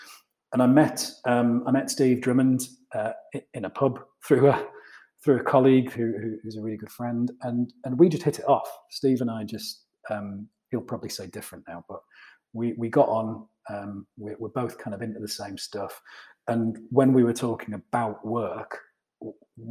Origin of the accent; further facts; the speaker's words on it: just outside Middlesbrough, North East England, United Kingdom; moved away as an adult; also born or lived in London; now in Newcastle, United Kingdom; I grew up just outside Middlesbrough